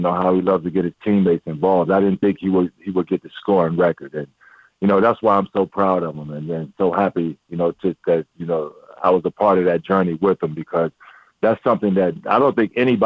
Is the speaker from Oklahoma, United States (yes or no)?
no; Norfolk, Virginia, United States; I'm from Norfolk